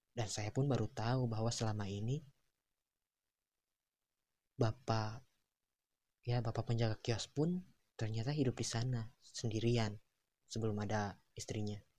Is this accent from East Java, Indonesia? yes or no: no; Tasikmalaya, West Java, Indonesia; apalagi saat dia tahu bahwa saya berasal dari Tasikmalaya. Ya, Tasikmalaya dan Ciamis adalah kota yang bertetangga.